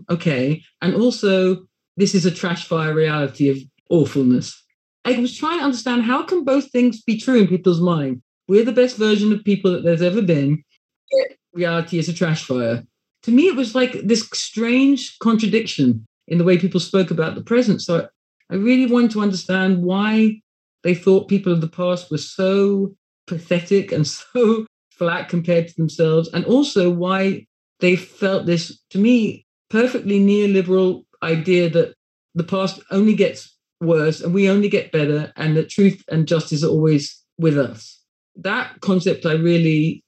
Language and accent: English; England, United Kingdom; working class subjects of England in two different places